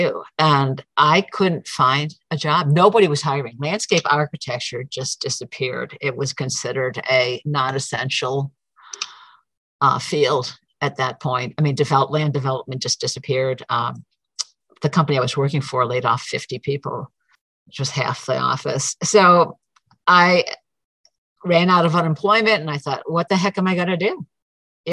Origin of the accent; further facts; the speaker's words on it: Syracuse, New York, United States; moved away; also born or lived in Prescott area, Arizona; I'm originally from Syracuse